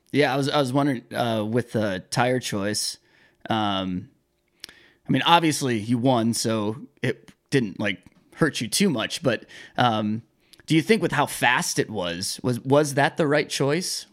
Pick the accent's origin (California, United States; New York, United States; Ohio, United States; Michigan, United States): Michigan, United States; I'm from Michigan